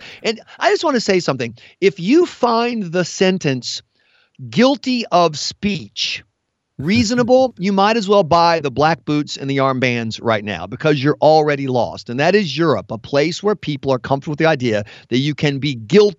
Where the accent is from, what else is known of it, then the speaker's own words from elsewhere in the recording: South Carolina, United States; I'm from South Carolina